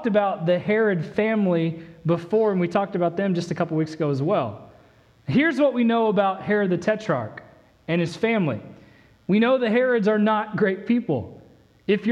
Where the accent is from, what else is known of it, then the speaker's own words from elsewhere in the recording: Indiana, United States; now in Texas, United States; growing up in the Midwest, growing up in Indiana